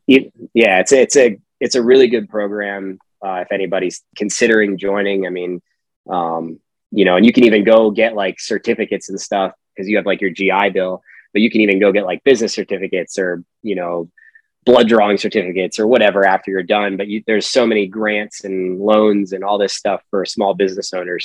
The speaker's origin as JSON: {"language": "English", "region": "Pennsylvania", "country": "United States", "tie": "born or raised there", "said": "originally, I'm from Pennsylvania"}